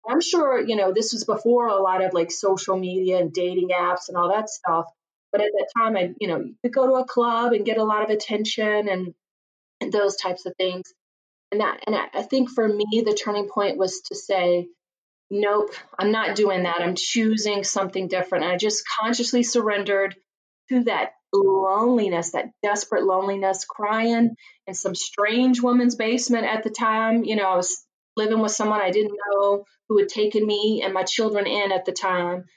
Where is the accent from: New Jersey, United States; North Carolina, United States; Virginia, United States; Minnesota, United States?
Virginia, United States; now in Chicago, United States; I grew up just a poor country girl from Virginia. You can probably tell from my accent